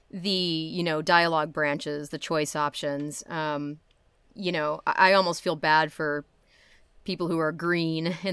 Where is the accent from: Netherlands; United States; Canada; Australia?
Netherlands; I'm from Holland.